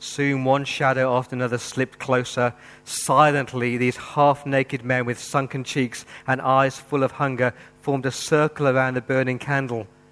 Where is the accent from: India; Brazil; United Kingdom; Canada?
United Kingdom; England; now in Australia; I grew up in England in the 80s with the IRA